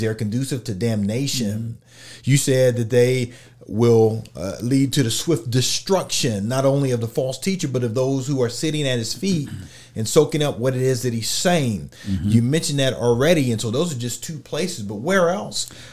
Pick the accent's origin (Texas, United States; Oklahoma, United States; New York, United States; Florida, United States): Oklahoma, United States; I'm from Oklahoma.